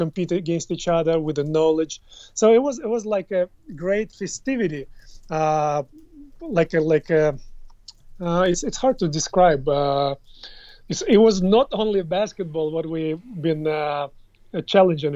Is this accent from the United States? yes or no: no; Russia; moved away; I grew up in the Soviet Union system, like back in the days, and until 1991, I believe, when 1991-92, when it was split and it shifted into the Russian Federation instead of USSR